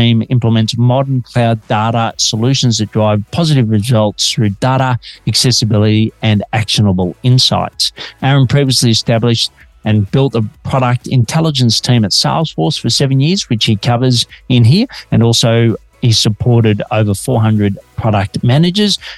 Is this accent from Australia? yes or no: yes; Melbourne, Victoria, Australia; Detecting an accent? I'm an Aussie working globally from Melbourne, Australia.